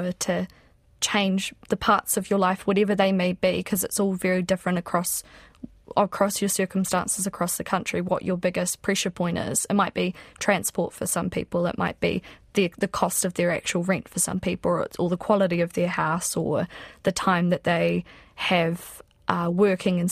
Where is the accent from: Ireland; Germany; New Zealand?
New Zealand; South Island; I'm from the South Island